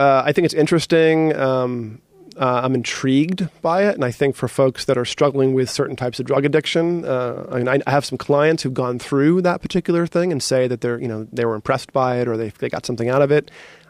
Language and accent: English; East Coast, United States; But you know, I grew up as like on the East Coast as a hard nosed, you know, East Coaster.